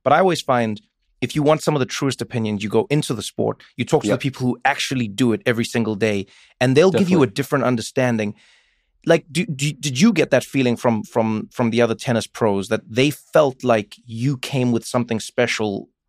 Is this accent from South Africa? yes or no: yes; South Africa; I grew up in South Africa, but I had to learn different languages, different accents, different cultures, different.